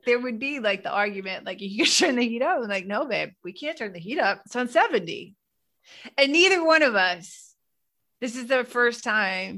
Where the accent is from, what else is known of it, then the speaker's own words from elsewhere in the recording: New England, United States; now in New York, United States; I grew up in New England where it's cold, colder than it is in New York